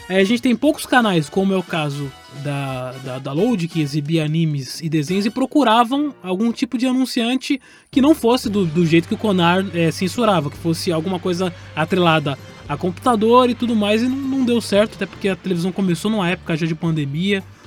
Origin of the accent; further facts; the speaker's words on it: São Paulo, Brazil; Eu cresci em São Paulo